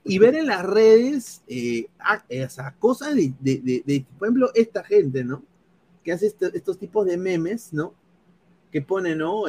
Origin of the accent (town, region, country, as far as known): Peru; moved away